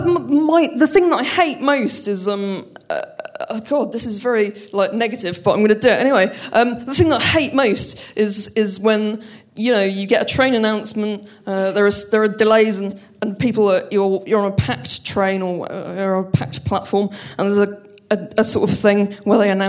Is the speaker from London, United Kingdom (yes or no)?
yes; London, United Kingdom; I'm from London